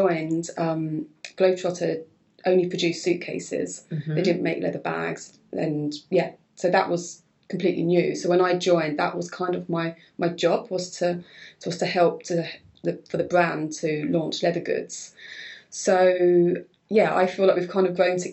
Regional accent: Hoddesdon, East of England, United Kingdom; the job was actually based in Hoddesdon, which is my hometown, where my family, where I grew up

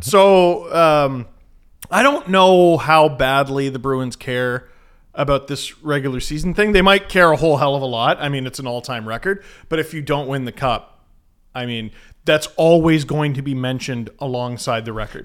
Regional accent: Canada; As a Canadian who has to consume American television

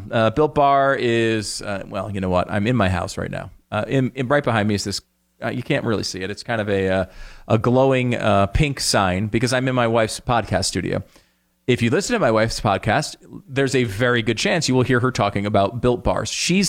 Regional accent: Connecticut, United States; Dan and I grew up together in Connecticut, and we spent about 80% of our time playing sports in the backyard.

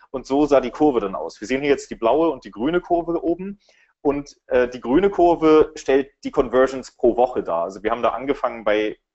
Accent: Berlin, Germany; für alle, die mich nicht kennen. Ich komme aus Berlin.

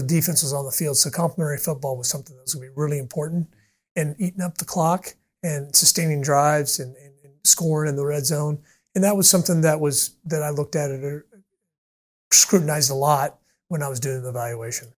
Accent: Kansas City, United States; now in Orlando, United States; I grew up in Kansas City

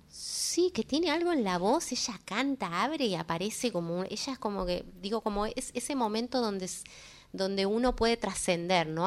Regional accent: Córdoba, Argentina; soy cordobesa

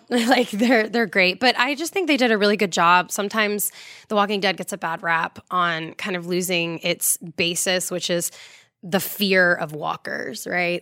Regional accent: Florida, United States; I'm from Florida

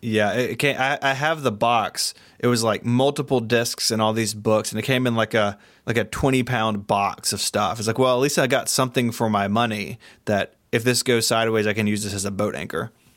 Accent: Tennessee, United States; I'm from Tennessee

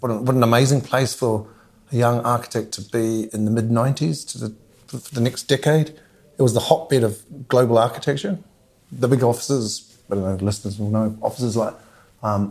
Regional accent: Motiti Island, Bay of Plenty, New Zealand; moved away as an adult; also born or lived in London; I'm from Motiti Island

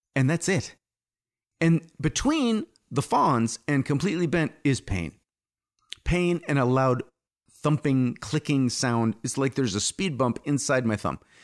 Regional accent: United States; also born or lived in England; as an American

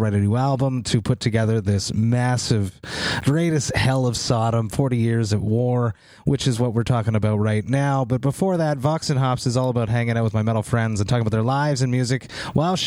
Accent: Montreal, Quebec, Canada; I'm from Montreal

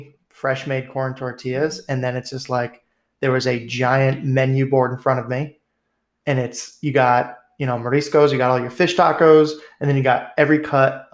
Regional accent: New England, United States; moved away; growing up in New England

